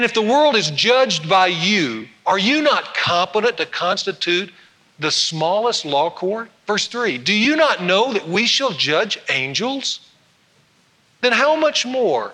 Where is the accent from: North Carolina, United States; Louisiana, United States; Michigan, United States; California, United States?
Louisiana, United States; North; moved away; go down to my hometown where I grew up and watch one of my best high school friends get installed as the second district judge over in North Louisiana